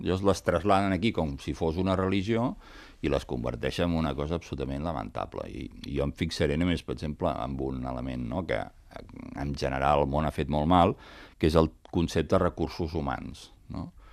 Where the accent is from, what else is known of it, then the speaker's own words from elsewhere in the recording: Sabadell, Catalonia, Spain; jo sóc de Sabadell